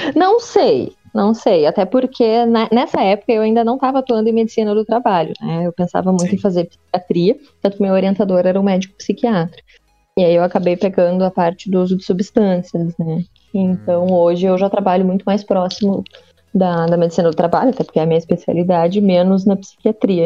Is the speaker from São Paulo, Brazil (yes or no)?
no; Pelotas, Rio Grande do Sul, Brazil; Eu sou natural de Pelotas